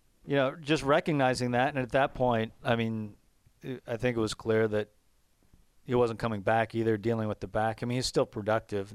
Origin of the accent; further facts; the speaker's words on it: Tacoma, Washington, United States; I grew up in Tacoma